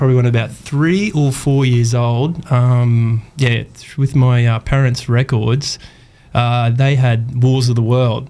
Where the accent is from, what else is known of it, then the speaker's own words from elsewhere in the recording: Mackay, Queensland, Australia; moved away as an adult; now in Townsville, Australia; because I'm actually from Mackay, and then from there went into hospitality